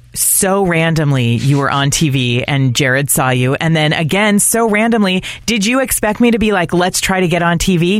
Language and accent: English; Santa Rosa, California, United States; now in St. Louis, United States; I am from Santa Rosa, my hometown, and now I live here in St. Louis, Missouri